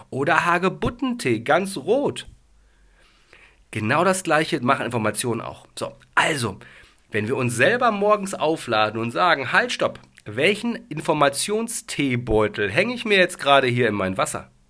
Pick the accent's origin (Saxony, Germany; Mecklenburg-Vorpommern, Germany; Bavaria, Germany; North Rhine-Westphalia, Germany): North Rhine-Westphalia, Germany; Dortmund; ich komme aus dem Ruhrgebiet. Ich bin gebürtiger Dortmunder.